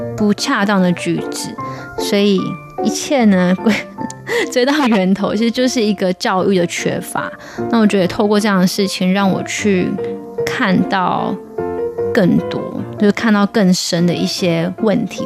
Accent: Taiwan; 那我们台湾人都很友善，我们就被教导就是要笑脸迎人啊

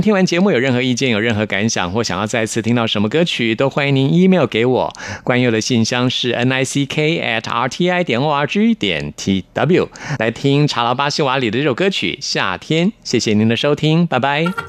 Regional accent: Taipei, Taiwan; 我是台北人，嗯。嗯，我， 我从小就是在冬天的时候就觉得会特别地忧郁，嗯。啊，因为台北就又湿又冷

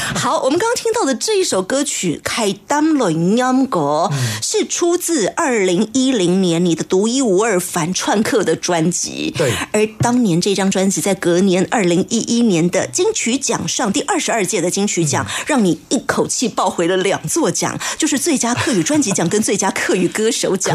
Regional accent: Taiwan; 然后在台湾在扎根，生下的这，我们这一些小鬼

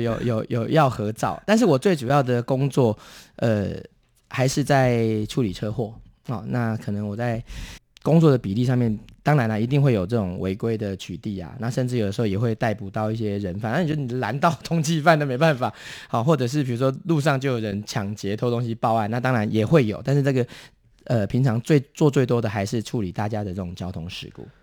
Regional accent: Taiwan; 我们台湾人跟日本人之间已经分， 分开一条岔路

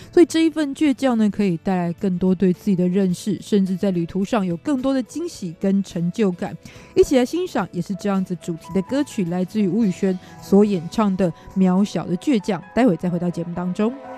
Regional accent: Kaohsiung, Taiwan; 作为一个高雄人

